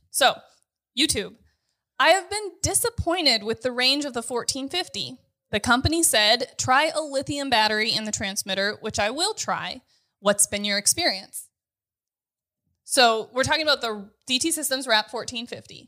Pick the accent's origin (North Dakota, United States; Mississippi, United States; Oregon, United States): North Dakota, United States; I'm from North